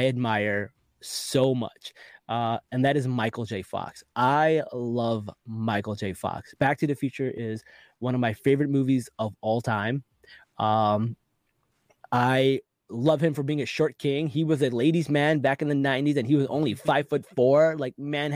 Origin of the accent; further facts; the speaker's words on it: Pakistan; I'm from Pakistan, and where I'm from, we don't need roads